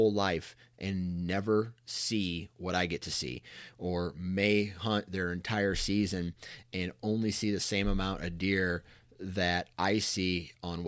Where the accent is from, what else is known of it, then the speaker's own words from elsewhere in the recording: Iowa, United States; I was born in Iowa